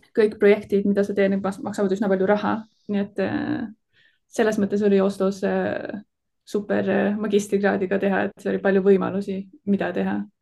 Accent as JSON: {"language": "Estonian", "town": "Tallinn", "region": "Harju County", "country": "Estonia", "tie": "born or raised there", "moved": "yes", "lives_now": "Delft, Netherlands", "said": "ma kasvasin üles Tallinnas"}